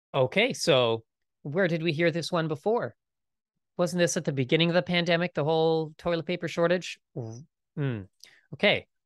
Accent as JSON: {"language": "English", "country": "Canada", "said": "I am Canadian"}